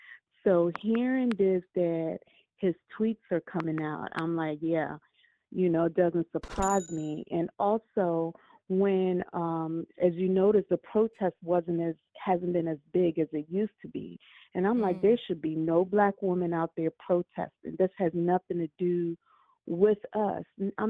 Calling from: Maryland, United States; I'm calling from Maryland.

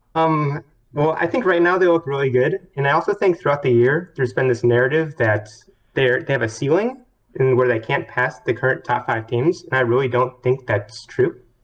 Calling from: Dallas, Texas, United States; I'm calling from Dallas, Texas

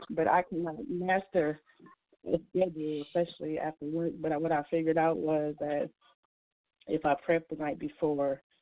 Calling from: Milwaukee, Wisconsin, United States; But I'm coming from Milwaukee, Wisconsin, and I just want to thank you for these calls

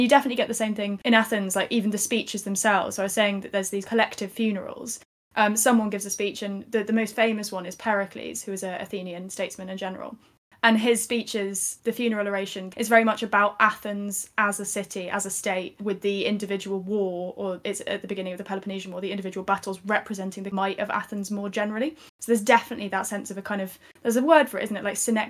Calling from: Bristol, South West England, United Kingdom; I'm recording from Bristol, where obviously the statue of Colston was torn down.

